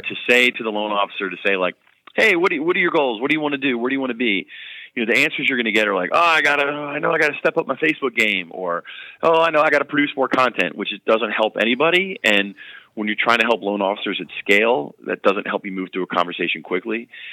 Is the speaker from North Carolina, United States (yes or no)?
yes; North Carolina, United States; I am from North Carolina